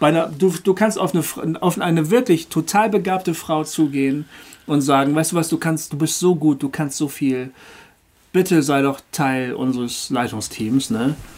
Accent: Bremen, Germany; Hochding, das ist der, der Stadtteil, wo ich herkomme, wo ich ja. aufgewachsen bin, geboren und aufgewachsen

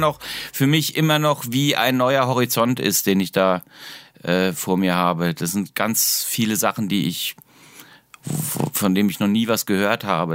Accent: Darmstadt, Hesse, Germany; moved away as an adult; also born or lived in Heidelberg; now in Weinheim, Germany; Ich bin in Darmstadt aufgewachsen

